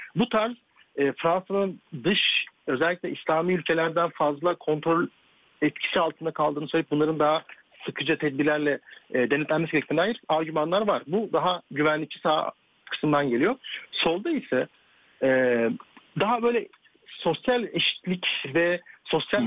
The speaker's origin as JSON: {"language": "Turkish", "country": "Turkey", "tie": "born or raised there", "moved": "as an adult", "lives_now": "France", "said": "Türkiye'de büyümüş olmam. E, çünkü hmm. Türk, liseyi ve üniversite Türkiye'de okudum"}